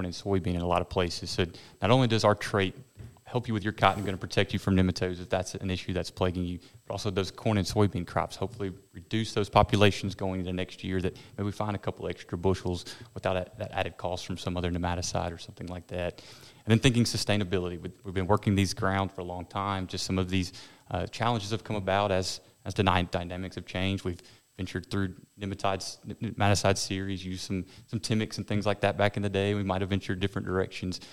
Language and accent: English; Jackson, Tennessee, United States; moved away as an adult; also born or lived in Georgia / Florida / South Carolina; now in Mississippi, United States; I'm originally from Jackson, Tennessee.